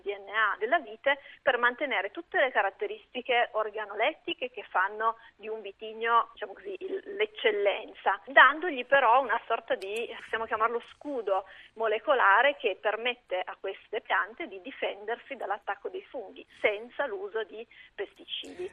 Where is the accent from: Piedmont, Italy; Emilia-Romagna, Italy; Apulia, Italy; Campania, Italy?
Piedmont, Italy; between the Vercelli area and Lomellina; io sono piemontese, sono cresciuta nelle, nella zona delle risaie, nella mia zona, quindi tra il Vercellese e il Lombardo